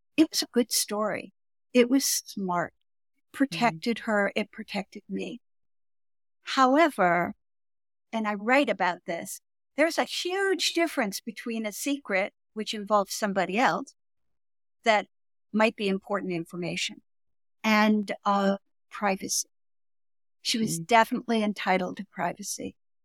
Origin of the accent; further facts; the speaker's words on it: Malmö, Skåne, Sweden; also born or lived in Stockholm; I was born in Sweden, in Stockholm, and then I was placed when I was 6 months old in a foster care down at the tip of Sweden in Malmö with a family.